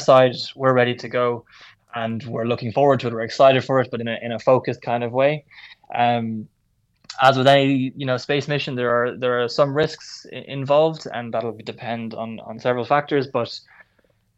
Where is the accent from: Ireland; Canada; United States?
Ireland; Kellistown, Leinster; also born or lived in Kilkenny; home is actually in Kellistown in County Carlow. So I went to school in Carlow, but also in Kilkenny College in Kilkenny